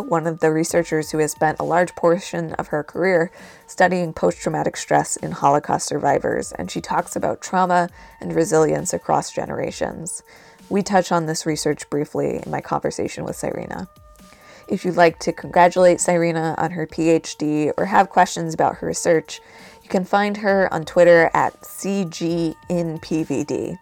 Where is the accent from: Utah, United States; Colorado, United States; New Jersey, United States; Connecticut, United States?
New Jersey, United States; my home state of New Jersey